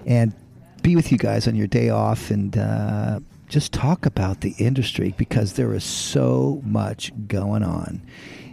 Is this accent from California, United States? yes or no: no; New Mexico, United States; I was born in New Mexico, and my father was a barber. I grew up in the barbershop and hated it